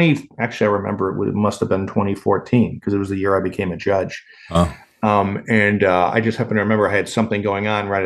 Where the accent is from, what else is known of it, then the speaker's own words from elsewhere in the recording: Chicago, Illinois, United States; also born or lived in Kansas; When I was growing up in Chicago